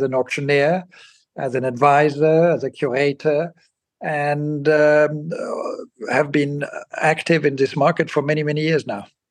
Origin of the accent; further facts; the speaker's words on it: Basel, Basel-Stadt, Switzerland; moved away; I grew up in Basel in Switzerland